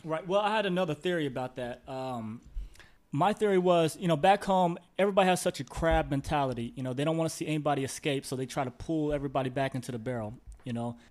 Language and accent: English; Indianapolis, Indiana, United States; moved away as an adult; also born or lived in Los Angeles; I grew up in Indianapolis